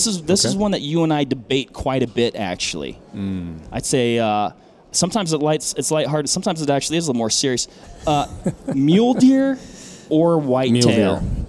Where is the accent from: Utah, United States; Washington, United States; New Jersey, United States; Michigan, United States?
Washington, United States; moved away; we're both from Washington State. I'm from as far west as it gets